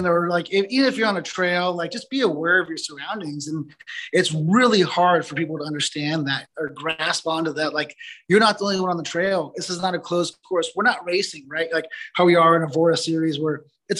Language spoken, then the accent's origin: English; Southern California, United States; moved away as an adult; now in Northern California, United States; Growing up in Southern California